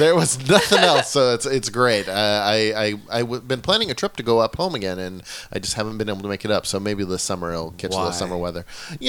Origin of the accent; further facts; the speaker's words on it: Hood River, Oregon, United States; moved away; I grew up in Oregon as well, not too far out of Portland, a little town called Hood River, right at the base of Mount Hood.